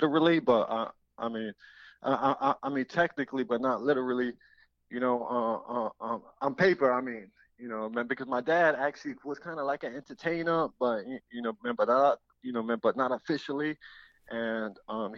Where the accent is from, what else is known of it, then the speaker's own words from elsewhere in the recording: New York City, New York, United States; I'm first generation Puerto Rican. My parents are from Ponce, Puerto Rico, and I'm from the Bronx, New York